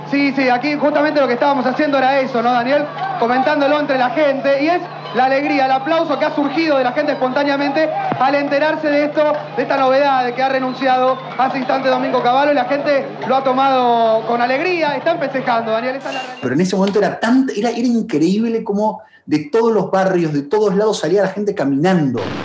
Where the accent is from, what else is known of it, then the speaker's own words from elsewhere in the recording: Argentina; en tu país todo el tiempo pasan cosas, en en Argentina pasan